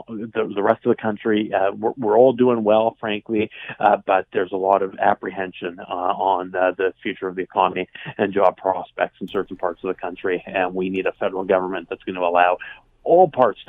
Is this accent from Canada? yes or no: yes; Western Canada, Canada; in my hometown would still be quite hated, frankly, because of his treatment of our province.